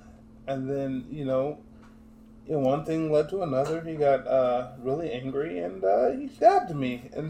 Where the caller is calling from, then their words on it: Boston, Massachusetts, United States; I'm in Boston, Massachusetts.